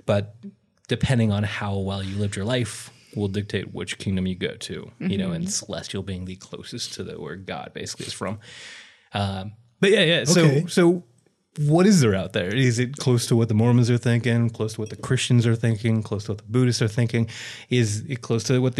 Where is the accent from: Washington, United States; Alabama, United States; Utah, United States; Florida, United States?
Utah, United States; I grew up in Utah